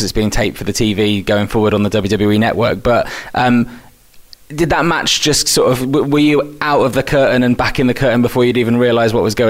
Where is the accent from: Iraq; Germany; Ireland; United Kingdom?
United Kingdom; Wales; born there; I was in Swansea because I'm a fake Welshman. I was born in Wales, but I sound quite English.